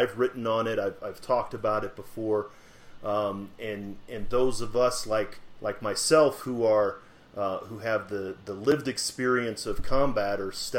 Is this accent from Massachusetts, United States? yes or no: no; St. Louis, Missouri, United States; I'm from St. Louis.